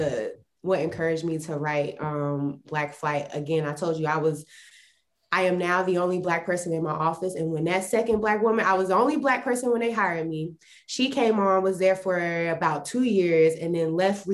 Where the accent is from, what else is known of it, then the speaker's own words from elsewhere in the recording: Salisbury, North Carolina, United States; moved away as an adult; now in Austin, United States; I'm from North Carolina. We have a very high Hispanic population. And the place where I was at, there was a very big Black population as well, because Salisbury, North Carolina